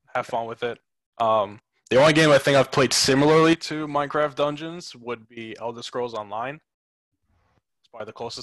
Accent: Merrick, New York, United States; also born or lived in Astoria, Queens, New York / Port Jefferson Station, New York; I'm born and raised Long Island, New York. Originally I was from Astoria, Queens. But I moved out to Merrick, New York when I was about 7.

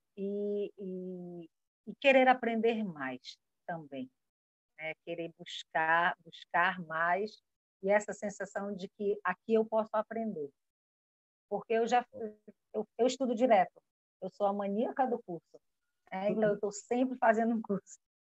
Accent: Almeirim, Pará, Brazil; now in Amapá, Brazil; eu sou paraense, de uma cidade maravilhosa chamada Almeirim. Atualmente resido no estado do Amapá

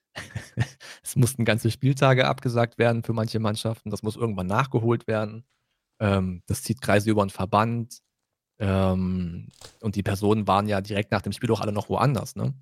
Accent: Brandenburg, Germany; Bei uns in Brandenburg

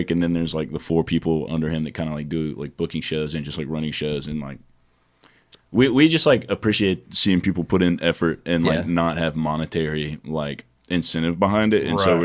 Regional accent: Pell City, Alabama, United States; I'm from St. Clair County, like Pell City.

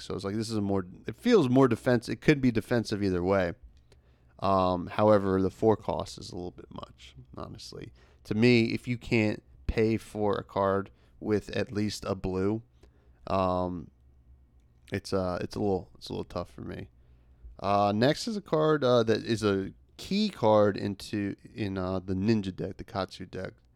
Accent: United States; the United States, which, uh, you know, my home country

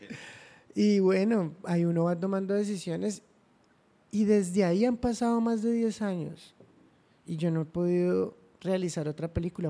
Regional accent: Cúcuta, Norte de Santander, Colombia; also born or lived in Ocaña / Bogotá; Sí, en Cúcuta, soy cucuteño, eh, estudié mi primaria en Cúcuta, aunque me gradué en Ocaña, entonces ah, también soy ocañero

